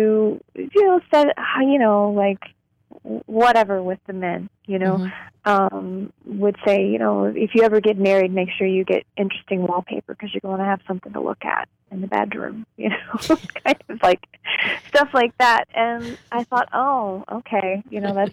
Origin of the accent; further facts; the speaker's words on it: Louisville, Kentucky, United States; I grew up in Louisville, Kentucky.